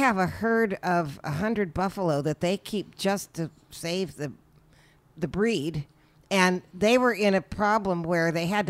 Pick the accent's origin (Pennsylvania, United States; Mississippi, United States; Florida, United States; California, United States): California, United States; Berkeley; I grew up in Berkeley.